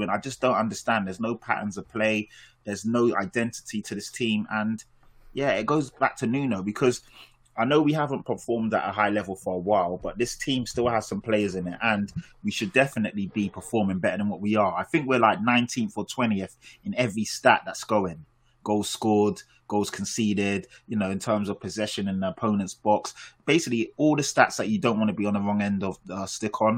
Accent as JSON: {"language": "English", "region": "London", "country": "United Kingdom", "tie": "born or raised there", "said": "I live in Tottenham. I'm from Tottenham."}